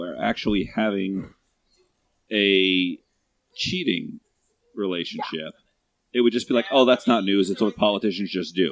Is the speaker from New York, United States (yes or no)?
yes; New York, United States; I grew up in New York